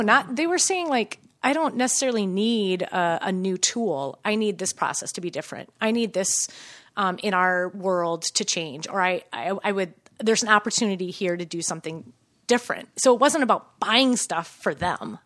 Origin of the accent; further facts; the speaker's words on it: Minnesota, United States; also born or lived in Chicago; I grew up in Minnesota